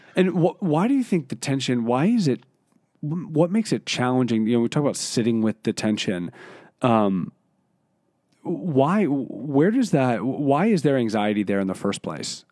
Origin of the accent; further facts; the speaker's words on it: Philadelphia, Pennsylvania, United States; being eighteen, and growing up in Philadelphia